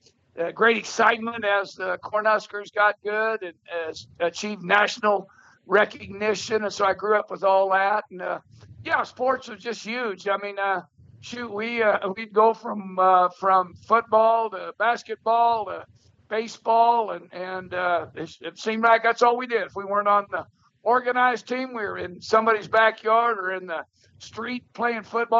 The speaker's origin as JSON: {"language": "English", "town": "Lincoln", "region": "Nebraska", "country": "United States", "tie": "born or raised there", "also_born_or_lived": "Grand Island, Nebraska / Maryville, Missouri / Montana", "moved": "yes", "said": "I grew up in Grand Island, Nebraska, out in the central part of the state, and then I moved to Lincoln, Nebraska for junior high and high school, and it coincided with the early 60s"}